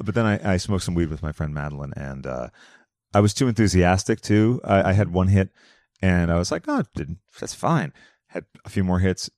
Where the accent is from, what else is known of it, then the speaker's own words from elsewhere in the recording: Massachusetts, United States; now in Los Angeles, United States; I'm from Massachusetts